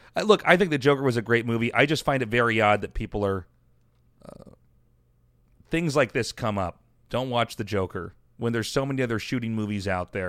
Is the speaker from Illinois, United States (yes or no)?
no; Kansas, United States; moved away; also born or lived in Colorado; the conservative people that I grew up with in Kansas